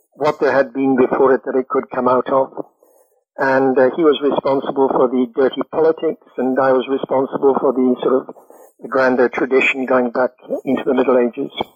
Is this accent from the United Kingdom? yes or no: yes; United Kingdom; I'm British